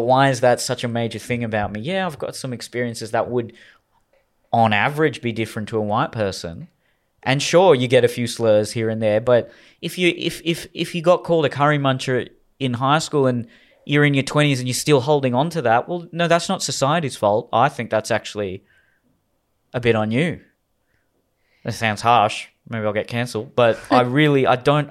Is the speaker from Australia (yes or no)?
yes; Australia; I was just born in Australia. I was just born to Indian parents.